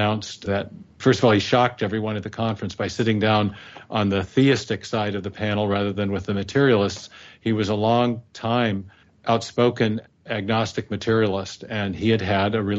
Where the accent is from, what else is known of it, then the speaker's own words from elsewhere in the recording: the Northwest, Pacific Northwest, United States; also born or lived in England; I was raised in the Northwest here. I'm in Seattle now.